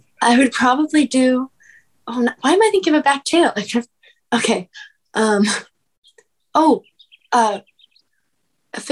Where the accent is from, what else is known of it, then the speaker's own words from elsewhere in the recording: Encinitas, California, United States; I was born and raised in Encinitas, California.